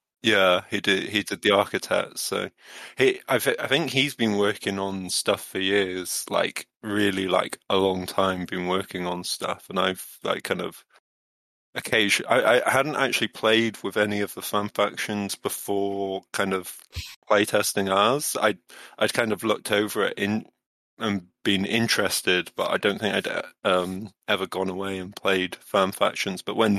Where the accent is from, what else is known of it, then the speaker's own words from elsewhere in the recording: Wales, United Kingdom; accent: Midlands; Oh, well, I do have a Midlands accent, but you know, I grew up in Pembrokeshire